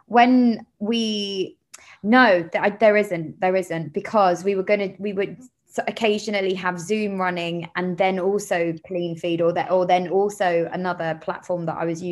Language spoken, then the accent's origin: English; London, United Kingdom; I'm from Camden Town. So I grew up in London.